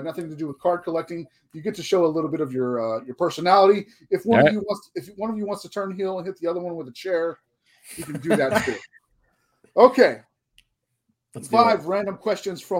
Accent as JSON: {"language": "English", "region": "Texas", "country": "United States", "tie": "born or raised there", "said": "I grew up right here in Texas with the WCCW"}